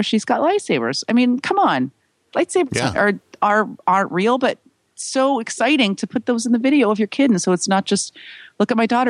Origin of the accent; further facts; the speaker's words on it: San Francisco, California, United States; my hometown of San Francisco